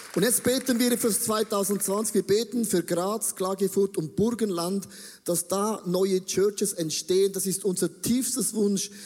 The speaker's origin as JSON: {"language": "German", "town": "Buchs", "region": "St. Gallen", "country": "Switzerland", "tie": "born or raised there", "said": "ich bin in der Nähe von Österreich aufgewachsen, in Buchs. Das ist so das Dreieck zwischen Schweiz, Deutschland und Österreich und Liechtenstein"}